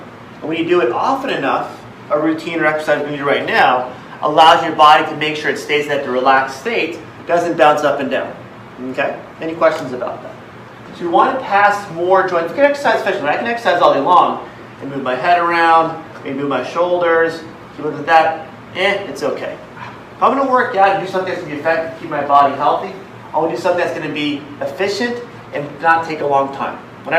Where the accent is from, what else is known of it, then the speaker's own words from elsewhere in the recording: Philippines; I'm Filipino, but I'm doing martial arts.